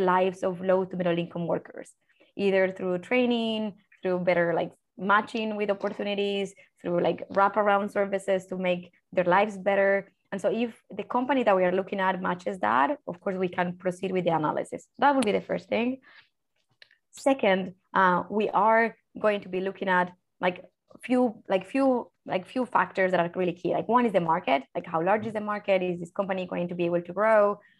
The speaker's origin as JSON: {"language": "English", "country": "Colombia", "moved": "yes", "said": "me as a Colombian, as a Latin American"}